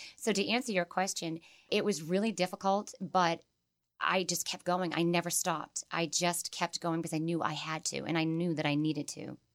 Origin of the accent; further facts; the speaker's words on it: Holbrook, Massachusetts, United States; I grew up in Holbrook, Massachusetts